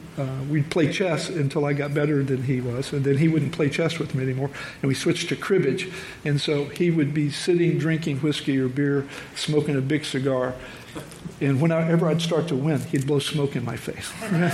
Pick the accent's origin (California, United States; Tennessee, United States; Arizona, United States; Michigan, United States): Tennessee, United States; Memphis; when I was born in Memphis, Tennessee, and grew up in a military family.